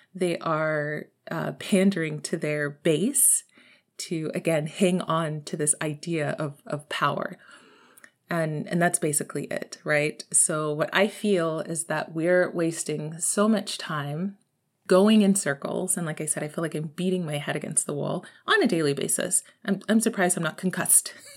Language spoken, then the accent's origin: English; Texas, United States; I'm from Texas, y'all. I'm from Texas